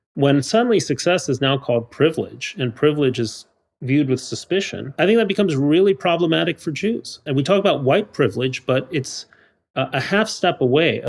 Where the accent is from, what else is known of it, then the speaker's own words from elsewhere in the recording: Mexico City, Mexico; moved away; I grew up in Mexico City